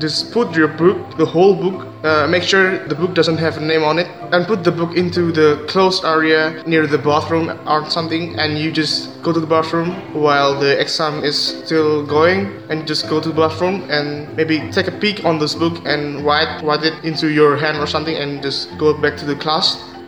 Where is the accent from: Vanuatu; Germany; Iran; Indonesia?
Indonesia; English is a second language; I'm from Indonesia. I will talk about how Indonesian people cheat on their exam.